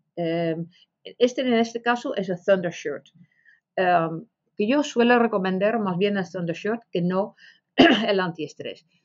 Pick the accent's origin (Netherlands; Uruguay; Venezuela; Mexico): Netherlands; Spanish is a second language; moved away as an adult; now in Spain; soy holandesa, pero más de ya 35 años vivo aquí en España